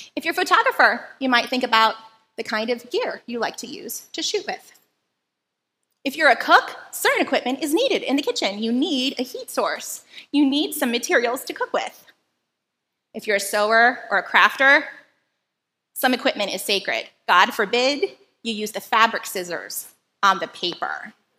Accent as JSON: {"language": "English", "country": "Philippines", "tie": "born or raised there", "moved": "yes", "lives_now": "Hawaii, United States", "said": "where I grew up in the Philippines"}